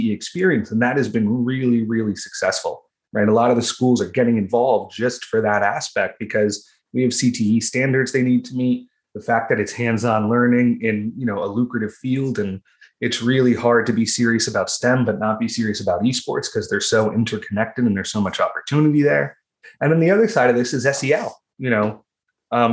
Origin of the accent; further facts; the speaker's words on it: Ocean County, New Jersey, United States; I'm from Ocean County, New Jersey